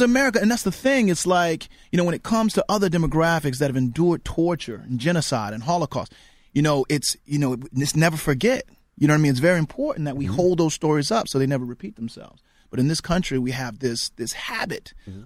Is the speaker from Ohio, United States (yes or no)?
no; Norfolk, Virginia, United States; I grew up in Norfolk, 42 miles east of, of Southampton County